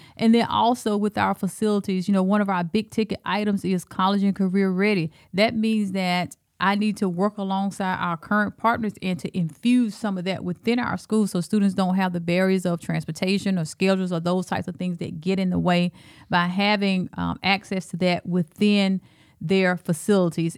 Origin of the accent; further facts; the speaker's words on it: Alabama, United States; accent: Alabama; moved away as an adult; also born or lived in Texas; now in Cedar Rapids, United States; I'm from Alabama and, um, I went to Texas.